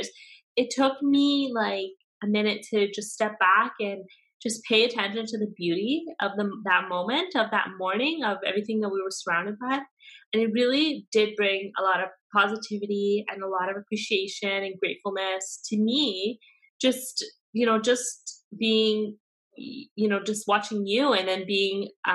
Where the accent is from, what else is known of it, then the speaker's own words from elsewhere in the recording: Vancouver, British Columbia, Canada; also born or lived in Burnaby / Langley; I grew up here in the Lower Mainland my whole life, right? And you know, first in Vancouver, and then we lived in Burnaby for a while, and now we're in Langley